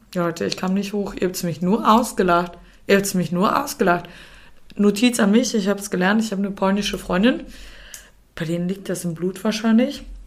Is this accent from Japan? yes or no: no; Austria; now in Germany; Der Umzug in meine Heimat Österreich